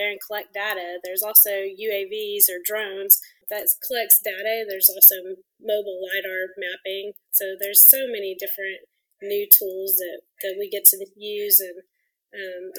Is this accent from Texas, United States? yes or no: yes; Abilene, Texas, United States; moved away as an adult; now in Austin, United States; I am originally from West Texas, from Abilene, and I moved to Austin in 2001